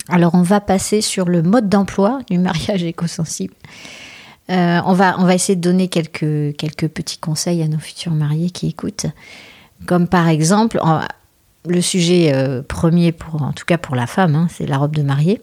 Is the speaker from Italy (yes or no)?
no; Bordeaux, Nouvelle-Aquitaine, France; on est de Bordeaux